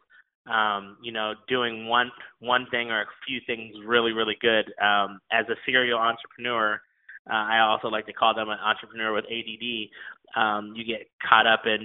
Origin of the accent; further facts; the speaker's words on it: Ohio, United States; moved away as an adult; also born or lived in Honolulu, Hawaii; I'm from Ohio, raised on a big farm, graduated from The Ohio State University